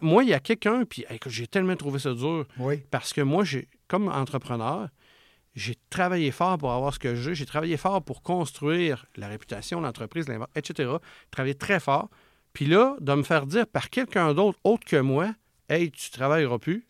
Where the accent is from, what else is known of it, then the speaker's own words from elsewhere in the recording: Charlevoix, Quebec, Canada; je viens de Charlevoix, où ce que c'est un coin que souvent, c'est ces mentalités-là un petit peu. Puis euh, maman à maison, puis quand c'est le temps, elle retourne travailler, puis etc. Puis moi, ben, quand j'ai grandi là-dedans